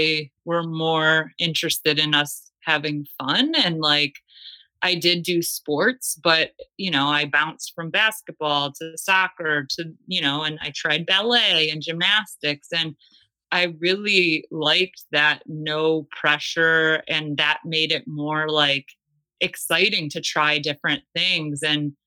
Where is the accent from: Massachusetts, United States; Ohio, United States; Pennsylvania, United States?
Ohio, United States; Cleveland; moved away as an adult; also born or lived in Australia; I am from Cleveland, Ohio, originally